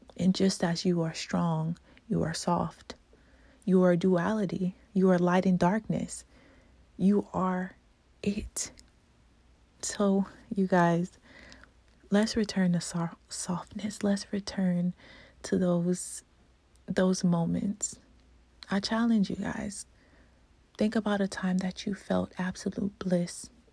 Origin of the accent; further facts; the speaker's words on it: Louisiana, United States; moved away; I'm from Louisiana originally